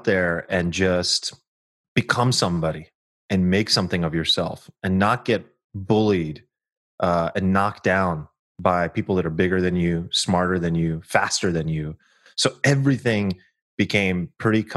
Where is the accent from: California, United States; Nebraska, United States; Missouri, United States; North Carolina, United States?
California, United States; Sacramento; I'm a kid from Sactown, Sacramento, California